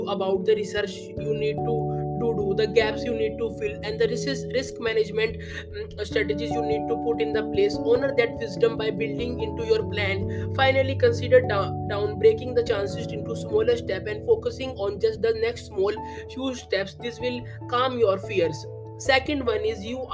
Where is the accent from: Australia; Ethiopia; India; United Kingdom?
India; I am from India